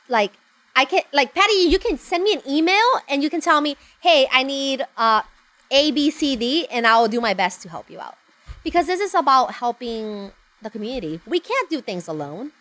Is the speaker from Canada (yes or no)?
no; Honduras; moved away as an adult; now in United States; I was born and raised in Honduras